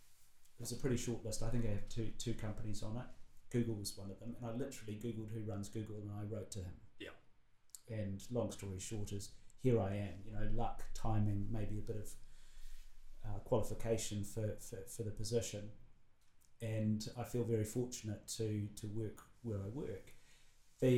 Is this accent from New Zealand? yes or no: yes; New Zealand; as a Kiwi who grew up in an isolated place pre-internet